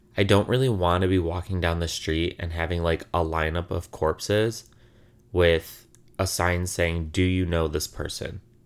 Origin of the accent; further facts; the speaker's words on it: Illinois, United States; now in Brooklyn, United States; I'm from Illinois